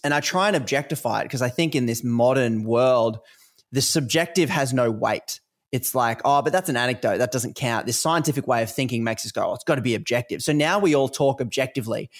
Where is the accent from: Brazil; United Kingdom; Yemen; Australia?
Australia; accent: Australian; obviously you can probably hear from my accent uh, I live in Australia